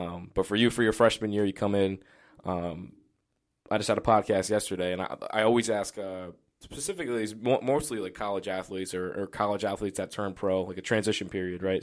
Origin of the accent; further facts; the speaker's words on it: Johnston, Rhode Island, United States; I grew up in Johnston.